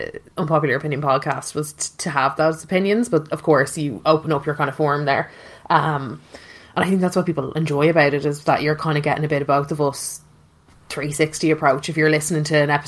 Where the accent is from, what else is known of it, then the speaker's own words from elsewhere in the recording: Castleknock, Leinster, Ireland; I'm from Castleknock, I live in Castleknock, and I'm looking to buy in Castleknock